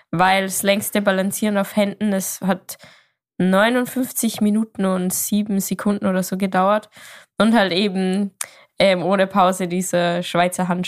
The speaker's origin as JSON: {"language": "German", "region": "Salzburg", "country": "Austria", "said": "Ich komme aus Österreich, mhm."}